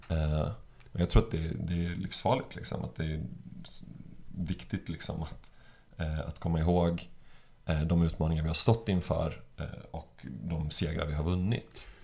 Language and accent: Swedish; Jönköping, Jönköping County, Sweden; now in Stockholm, Sweden; jag växte upp i Jönköping